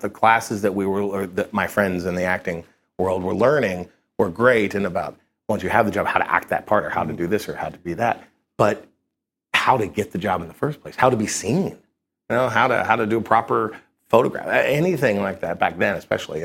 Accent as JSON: {"language": "English", "region": "Kentucky", "country": "United States", "tie": "born or raised there", "moved": "as an adult", "lives_now": "New York, United States", "said": "I grew up in Kentucky but I, I came up here to do my internship"}